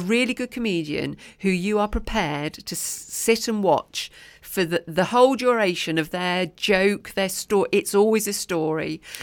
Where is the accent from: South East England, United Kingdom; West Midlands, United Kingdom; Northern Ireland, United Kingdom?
West Midlands, United Kingdom; Oswestry; Oswestry, my, my hometown